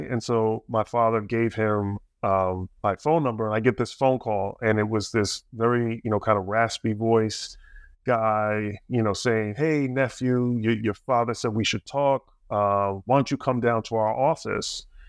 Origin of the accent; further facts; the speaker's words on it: New Jersey, United States; I grew up in Jersey, a little bit south of that.